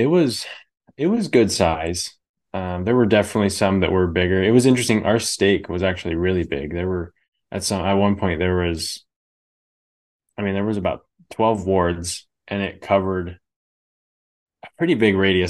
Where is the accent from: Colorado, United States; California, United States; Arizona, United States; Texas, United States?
California, United States; Bay Area; moved away as an adult; now in Idaho, United States; I grew up in the Bay Area